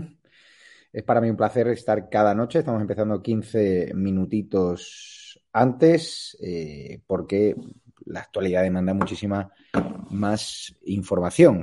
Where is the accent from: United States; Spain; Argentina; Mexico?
Spain; Andalusia; los andaluces no somos así, somos un pueblo de acogida